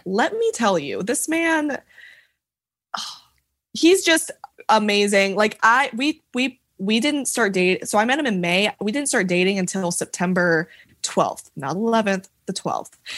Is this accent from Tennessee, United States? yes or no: yes; Franklin, Tennessee, United States; I'm from Franklin, Tennessee